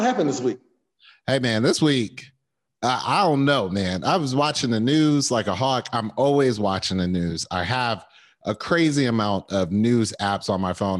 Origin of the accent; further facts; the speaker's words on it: New Jersey, United States; I'm coming from Jersey